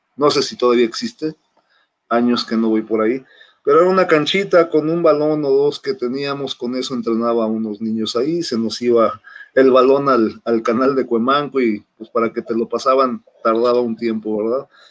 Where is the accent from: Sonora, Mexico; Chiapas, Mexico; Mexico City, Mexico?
Mexico City, Mexico; moved away as an adult; now in Monterrey, Mexico; soy originario de la Ciudad de México, de Xochimilco, más ya tengo 23 años, en 22, 23 años en Monterrey, radicando en Monterrey